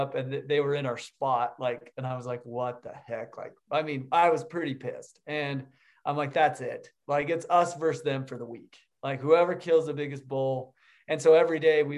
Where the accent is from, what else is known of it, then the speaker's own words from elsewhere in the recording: Utah, United States; Yeah, I grew up in Utah